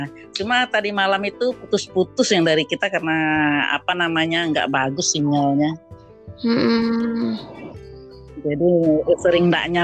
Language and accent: Indonesian; Padang, West Sumatra, Indonesia; Nah, kita dari Padang Sumatera Barat.